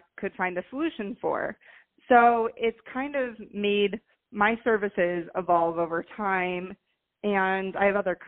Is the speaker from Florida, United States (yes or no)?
yes; Fort Lauderdale, Florida, United States; also born or lived in Miami; I'm born and raised in Fort Lauderdale